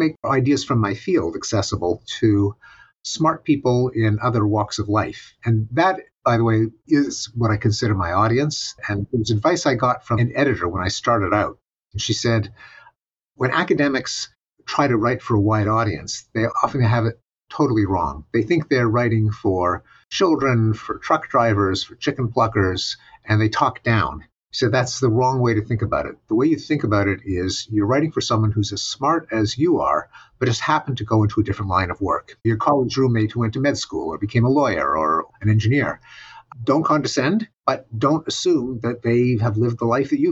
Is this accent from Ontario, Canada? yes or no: no; Quebec, Canada; moved away; growing up in Quebec